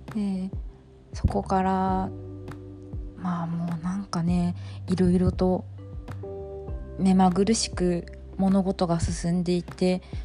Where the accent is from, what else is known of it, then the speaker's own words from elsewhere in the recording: Miyazaki, Japan; moved away; 地元の宮崎に帰って